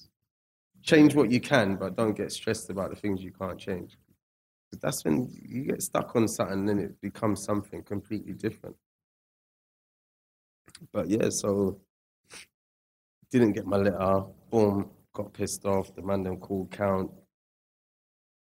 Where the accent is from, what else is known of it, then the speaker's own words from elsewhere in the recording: England, United Kingdom; also born or lived in Scotland; nobody knew that I was actually from England